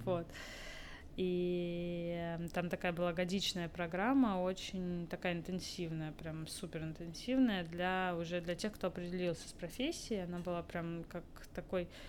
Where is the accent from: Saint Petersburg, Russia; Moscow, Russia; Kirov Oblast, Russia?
Moscow, Russia; also born or lived in Netherlands; Я вообще из Москвы изначально mm-hmm. родилась здесь, закончила очень классную школу